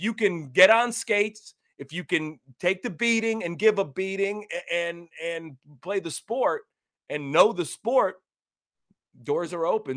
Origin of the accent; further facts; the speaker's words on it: Cleveland, Ohio, United States; we grew up in Cleveland